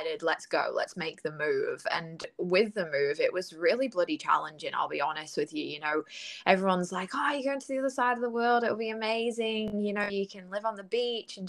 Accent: United Kingdom; moved away as an adult; now in Gold Coast, Australia; I'm from the UK, in case anybody didn't pick up on my accent.

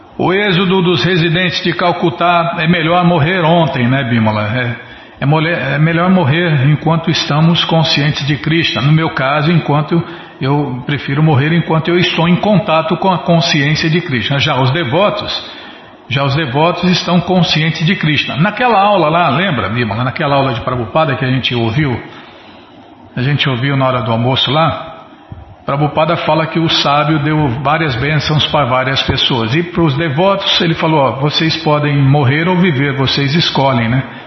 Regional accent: Ribeirão Preto, São Paulo, Brazil; moved away; Em Ribeirão não tinha disso, não. Na minha cidade, na minha terra natal

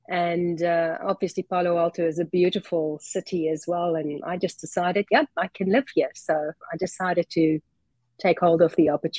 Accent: Johannesburg, Gauteng, South Africa; where I grew up in Johannesburg area

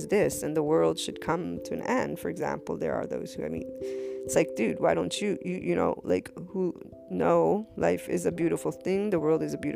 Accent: United States; I'm American Italian

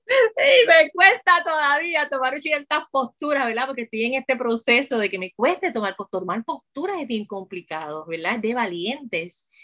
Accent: Puerto Rico; yo soy puertorriqueña

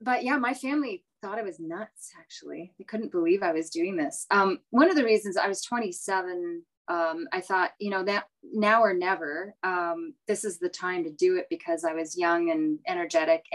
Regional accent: Prince George, British Columbia, Canada; also born or lived in Ottawa area; now in Carleton Place, Canada; I grew up in Prince George, BC. My parents and I moved out there in 1973 from the Ottawa area.

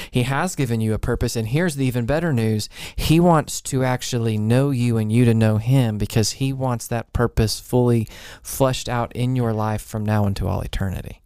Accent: College Station, Texas, United States; moved away; where I grew up in College Station

